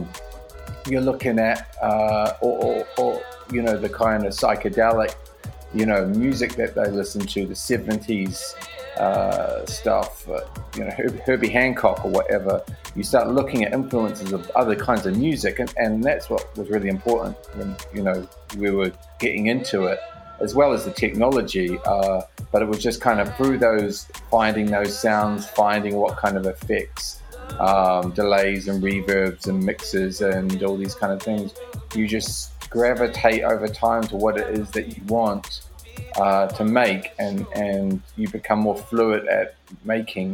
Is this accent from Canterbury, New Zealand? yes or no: no; Dunedin, Otago, New Zealand; moved away; also born or lived in Christchurch; I'm originally from Dunedin, New Zealand, but I was in Christchurch